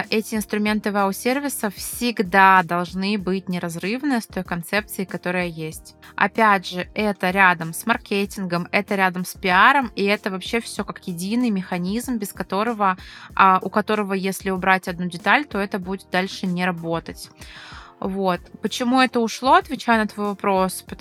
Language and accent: Russian; Ryazan, Ryazan Oblast, Russia; когда я, ресторатор из Рязани, приехала в Москву